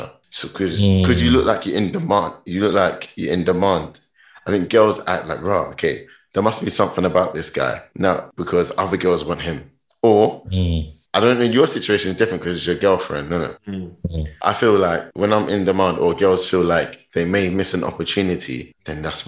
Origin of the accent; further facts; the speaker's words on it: London, United Kingdom; moved away as an adult; also born or lived in Ghana; now in Stuttgart, Germany; London, born from Ghana. I always say that London, born but from Ghana.